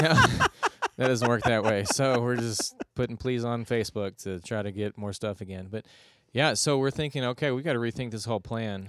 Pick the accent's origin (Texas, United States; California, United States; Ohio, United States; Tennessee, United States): Texas, United States; Houston; I'm originally from Houston, Texas